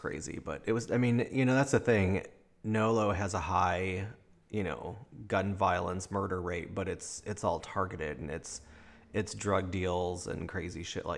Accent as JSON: {"language": "English", "town": "Chicago", "region": "Illinois", "country": "United States", "tie": "born or raised there", "moved": "yes", "said": "I grew up in Chicago"}